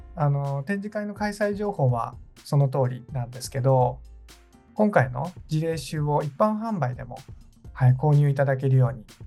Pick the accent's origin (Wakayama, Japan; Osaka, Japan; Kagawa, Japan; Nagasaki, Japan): Nagasaki, Japan; moved away; also born or lived in Kumamoto; 故郷の長崎ですね